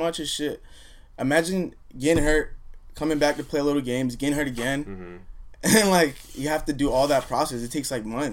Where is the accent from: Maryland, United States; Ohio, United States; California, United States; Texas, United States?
California, United States; Garden Grove; Garden Grove, like when I was growing up, it was you know, home.